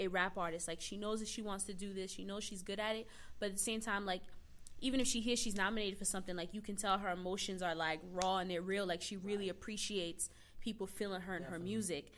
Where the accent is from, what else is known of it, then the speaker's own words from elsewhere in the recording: New York City, New York, United States; I'm from Brooklyn